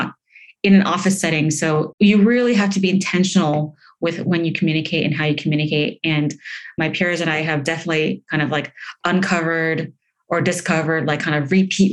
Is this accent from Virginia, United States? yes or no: no; Palo Alto, California, United States; moved away as an adult; also born or lived in Los Angeles; I'm from Palo Alto. I'm from Silicon Valley, bred there, if you will